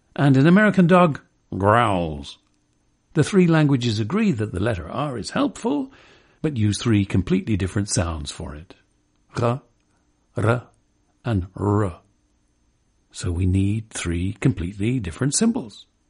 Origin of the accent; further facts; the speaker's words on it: England, United Kingdom; moved away; also born or lived in Kentucky; When I was growing up in England